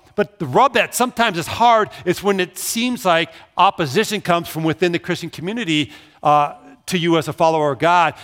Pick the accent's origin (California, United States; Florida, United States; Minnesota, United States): Minnesota, United States; Brooklyn Park; moved away as an adult; also born or lived in Pella, Iowa; Growing up in Brooklyn Park, I didn't know who lived two houses away from me